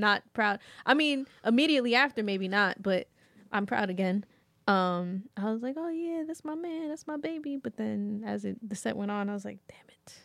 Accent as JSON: {"language": "English", "region": "New York", "country": "United States", "said": "as a New Yorker."}